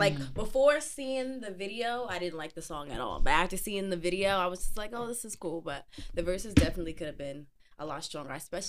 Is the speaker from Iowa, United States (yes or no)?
no; Hackensack, New Jersey, United States; We're from Jersey. Big ups to Jersey. Bergen County.